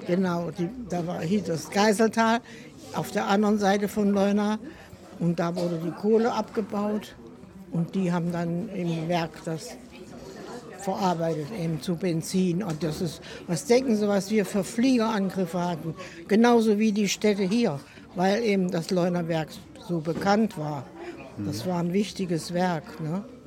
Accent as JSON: {"language": "German", "region": "Central Germany", "country": "Germany", "also_born_or_lived": "Ludwigshafen", "moved": "as an adult", "lives_now": "Mülheim, Germany", "said": "Ich komme eigentlich aus Mitteldeutschland."}